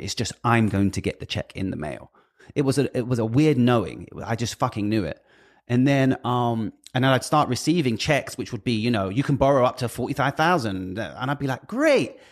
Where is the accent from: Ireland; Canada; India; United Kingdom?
United Kingdom; I'm British